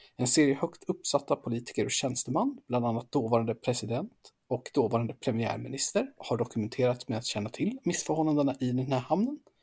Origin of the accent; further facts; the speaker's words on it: Sweden; som svensk